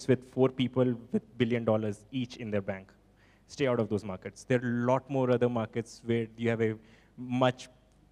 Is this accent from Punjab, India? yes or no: yes; Punjab, India; So we are from Punjab